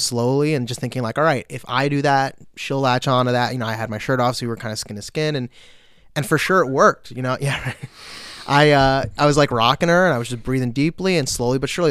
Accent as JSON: {"language": "English", "town": "Long Beach", "region": "New York", "country": "United States", "tie": "born or raised there", "also_born_or_lived": "Newport, Vermont", "moved": "as an adult", "lives_now": "Vermont, United States", "said": "I grew up in Long Beach, which is a small city uh, about 50 minutes outside of New York City."}